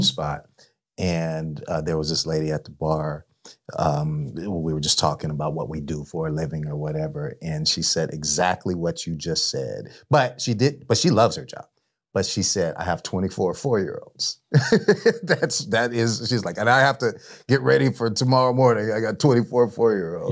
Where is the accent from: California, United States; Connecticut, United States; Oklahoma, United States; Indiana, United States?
California, United States; San Jose; I'm from San Jose